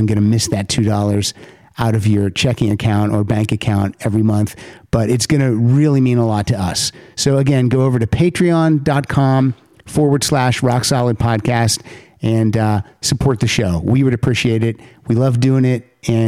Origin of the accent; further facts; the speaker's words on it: Pennsylvania, United States; No, never left the state.